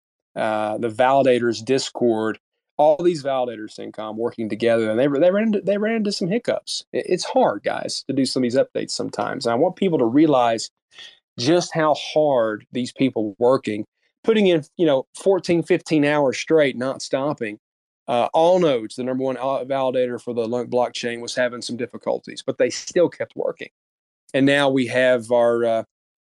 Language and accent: English; United States; as an American